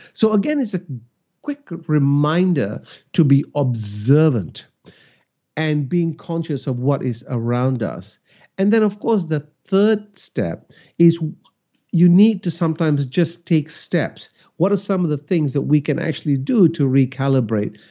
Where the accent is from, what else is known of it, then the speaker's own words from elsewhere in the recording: Malaysia; now in Australia; And I am Malaysian. I grew up in Malaysia.